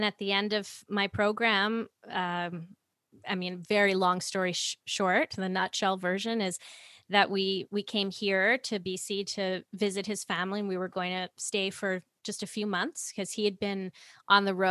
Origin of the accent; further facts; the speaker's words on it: New York City, New York, United States; now in Vernon, Canada; I grew up in New York City